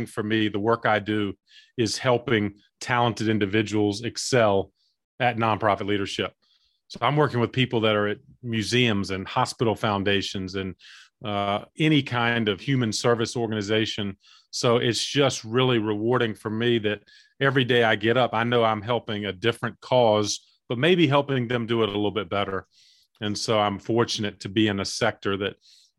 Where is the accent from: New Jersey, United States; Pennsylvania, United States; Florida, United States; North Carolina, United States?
North Carolina, United States; Eastern; I grew up in Eastern North Carolina